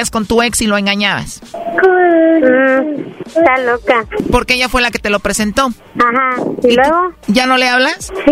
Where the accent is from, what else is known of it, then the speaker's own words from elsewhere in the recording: Guerrero, Mexico; now in Veracruz, Mexico; No, yo soy de Guerrero